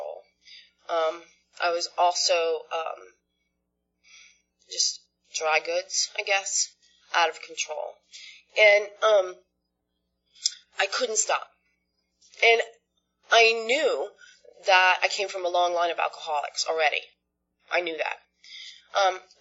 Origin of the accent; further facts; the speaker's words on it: Sag Harbor, New York, United States; I grew up on Long Island in a town called Sag Harbor